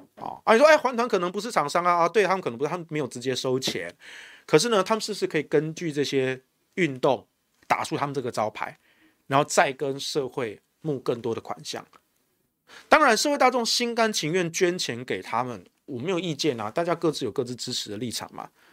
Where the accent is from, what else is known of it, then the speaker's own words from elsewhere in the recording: Taiwan; 我们台湾这边